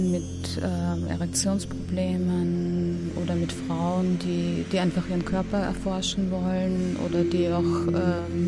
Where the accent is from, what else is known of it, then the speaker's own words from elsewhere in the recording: Vienna, Austria; ich komme aus Wien, ich bin Sexualcoach